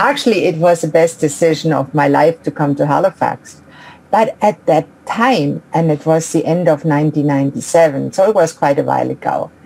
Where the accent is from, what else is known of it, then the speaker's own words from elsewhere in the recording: Ulm, Baden-Württemberg, Germany; moved away; I grew up in Ulm in Germany, a small suburb actually of Ulm